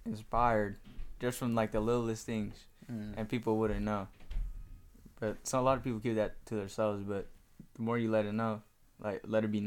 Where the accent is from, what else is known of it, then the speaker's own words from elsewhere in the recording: Mount Vernon, Washington, United States; also born or lived in Kent, Washington; I was born in Kent, but I moved to Mount Vernon when I was in, like, 3rd, 4th grade